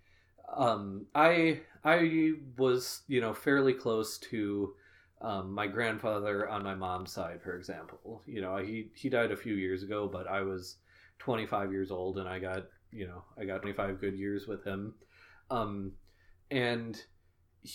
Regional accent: United States; being American myself

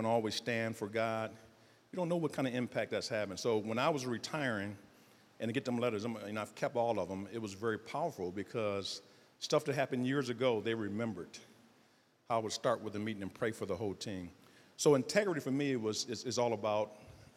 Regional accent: Detroit, Michigan, United States; I'm from Southwest Detroit. Detroit public school system.

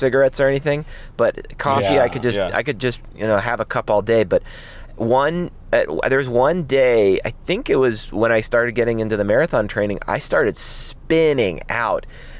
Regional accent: Los Angeles, California, United States; because I grew up in Los Angeles.

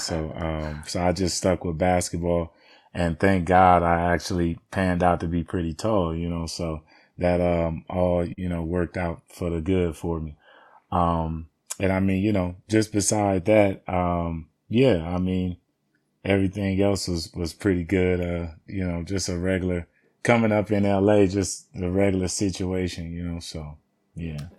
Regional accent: Los Angeles, California, United States; I originally was born and raised in Watts, California

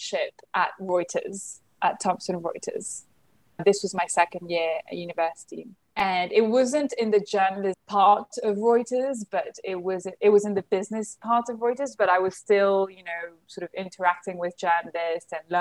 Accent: London, United Kingdom; moved away as an adult; also born or lived in Paris, France; now in Nigeria; I was born in London, raised in a French family, French environment

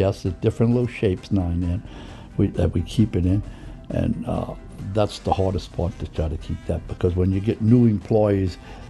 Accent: New Orleans, Louisiana, United States; I was born in French Quarter. I went to St. Mary's School around the corner, St. Mary's Italian School.

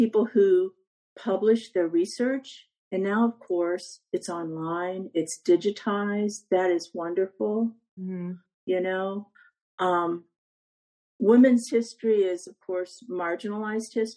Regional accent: Ohio, United States; moved away as an adult; now in Virginia, United States; I'm from Ohio

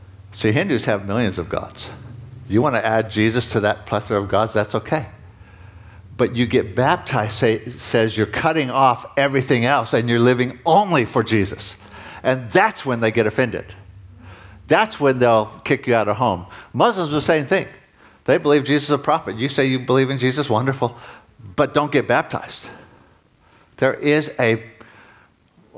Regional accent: United States; moved away; I'm an American, I'm a dual citizen

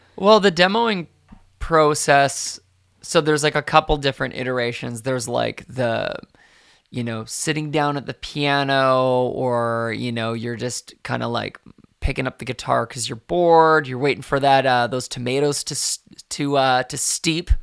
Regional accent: Victoria, British Columbia, Canada; also born or lived in Ottawa; when I was really young, um, we moved across Canada from Ottawa to, to Victoria

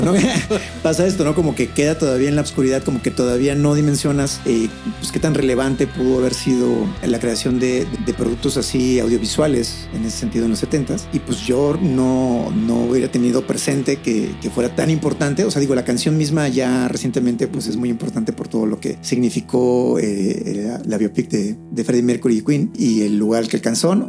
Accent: Chiapas, Mexico; Yo soy de Chiapas, allá llegaban menos canales

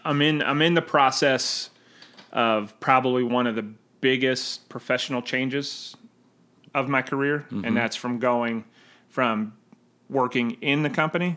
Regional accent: just outside Philadelphia, New Jersey, United States; now in Charleston, United States; South Jersey.

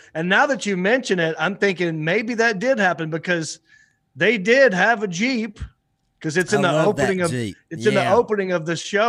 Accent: Hickory, North Carolina, United States; Well, I am from Hickory. That might be the only rednecky thing about me.

